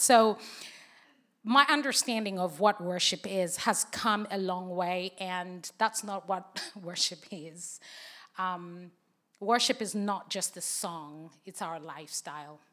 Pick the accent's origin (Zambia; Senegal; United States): Zambia; English is a second language; moved away as an adult; now in United Kingdom; I was born and raised in Zambia